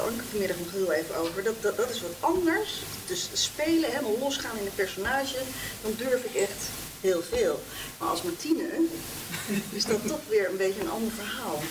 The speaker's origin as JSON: {"language": "Dutch", "town": "Nunspeet", "region": "Gelderland", "country": "Netherlands", "tie": "born or raised there"}